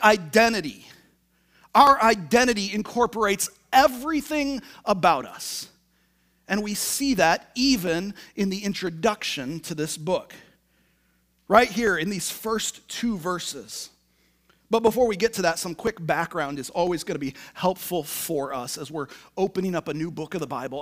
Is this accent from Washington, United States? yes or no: yes; Tacoma, Washington, United States; moved away; I'm from Tacoma, Washington.